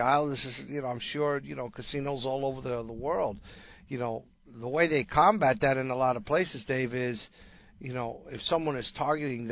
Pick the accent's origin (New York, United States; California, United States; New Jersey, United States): New York, United States; New York or near; moved away; growing up in New York or near New York